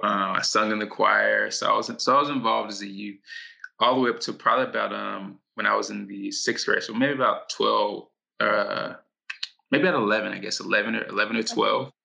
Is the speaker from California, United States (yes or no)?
no; Louisville, Kentucky, United States; moved away; also born or lived in Los Angeles; Kentucky. That's that's where I was raised